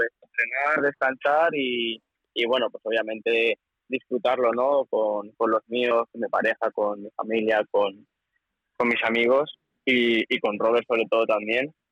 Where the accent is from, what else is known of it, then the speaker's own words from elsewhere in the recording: Valencian Community, Spain; la afición que, que generamos ¿no? en Valencia, en mi pueblo y tal